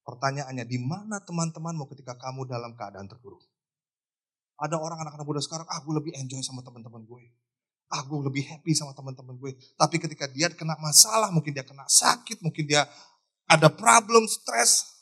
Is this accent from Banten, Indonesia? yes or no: yes; Tangerang, Banten, Indonesia; born there; Tapi gue kelahiran Tangerang eh. Kita nggak bisa pilih negara tempat kita dilahirkan.